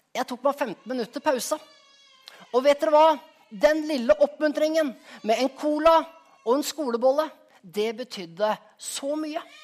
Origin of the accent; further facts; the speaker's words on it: Skien, Telemark, Norway; moved away; also born or lived in Rogaland; hjemplassen min, av Skien.